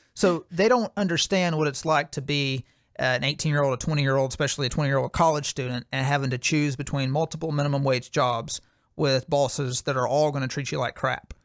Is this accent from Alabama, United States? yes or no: yes; Alabama, United States; my home state of Alabama